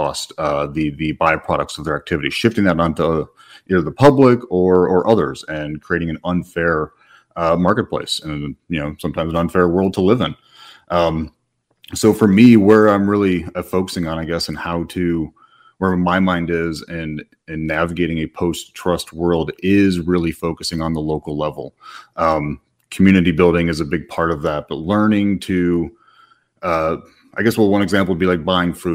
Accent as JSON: {"language": "English", "region": "Midwest", "country": "United States", "tie": "born or raised there", "moved": "yes", "said": "Originally born and raised in the Midwest, and have had the privilege of living in four countries and three continents"}